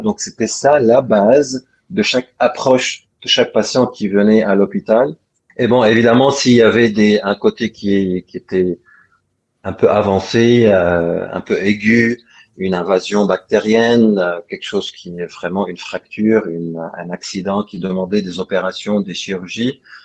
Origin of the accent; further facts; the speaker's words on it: Lebanon; moved away as an adult; also born or lived in France / England / Netherlands / China; now in Cyprus; je suis, je suis libanais